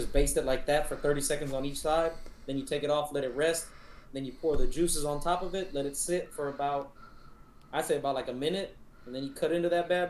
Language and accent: English; Texas, United States; I'm from Texas. We know barbecue and we know steak.